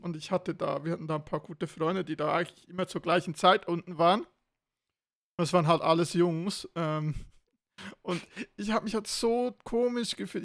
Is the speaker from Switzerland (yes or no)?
yes; Switzerland; wo ich in die Oberstufe kam bei uns in der Schweiz